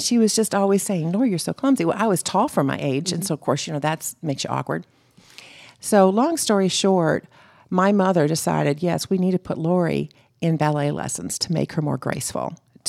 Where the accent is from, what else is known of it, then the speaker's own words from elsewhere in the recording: Florida, United States; And that's what growing up in Florida was able to do for me.